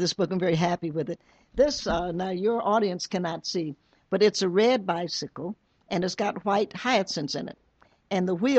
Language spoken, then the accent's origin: English; Knoxville, Tennessee, United States; I'm from Knoxville, Tennessee. I was born there, in the only state in rebellion that didn't have to undergo Reconstruction, in the volunteer state that sent as many from one side as another